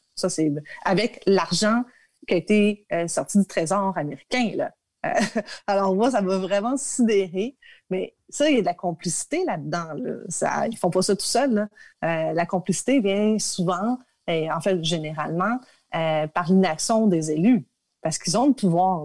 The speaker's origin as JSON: {"language": "French", "region": "Quebec", "country": "Canada", "said": "chez nous au Québec"}